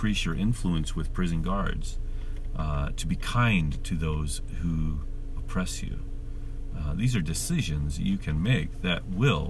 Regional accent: United States; as an American

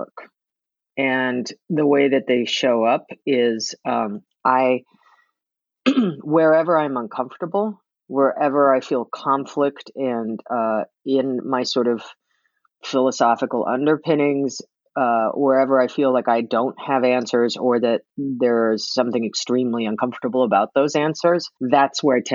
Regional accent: New York, United States; now in Oregon, United States; I was raised in New York

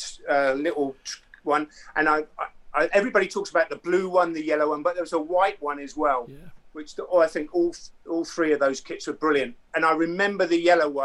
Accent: Andover, South East England, United Kingdom; also born or lived in Romsey; I was actually born in Romsey, but I was grew up in Andover

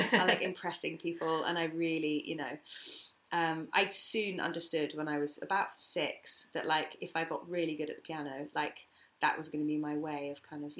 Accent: United Kingdom; and I'm like, British. So I'm not English, yeah, so it still sounds like me, obviously.

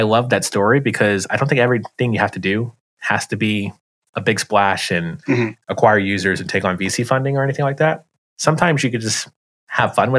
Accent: United States; as an American

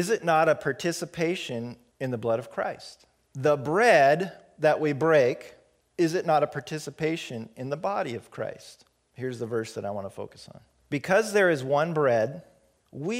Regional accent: Pacific Northwest, United States; this white boy growing up in the Pacific Northwest

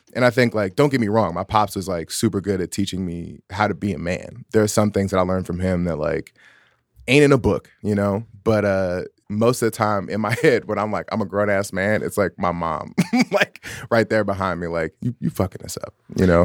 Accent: Chicago, Illinois, United States; moved away; also born or lived in San Francisco Bay Area, California; something that I was raised on in Chicago

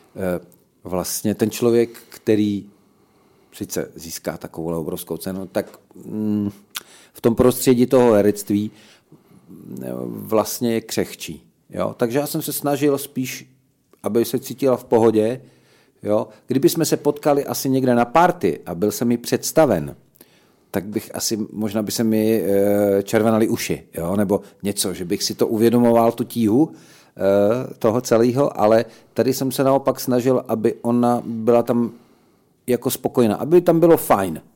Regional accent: Slovakia; also born or lived in Olomouc, Czech Republic; now in Czech Republic; jako Slovák

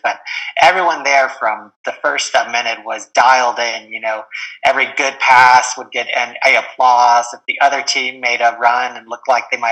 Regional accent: Denver, Colorado, United States; I'm from the Denver area

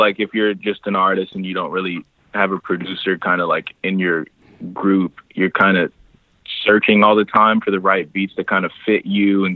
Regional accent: Indiana, United States; I'm from Indiana

